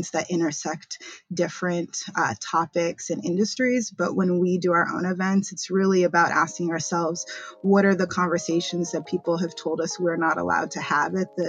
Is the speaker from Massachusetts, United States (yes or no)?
yes; Boston, Massachusetts, United States; moved away as an adult; now in New York, United States; I'm originally from Boston, Massachusetts. That's where I was born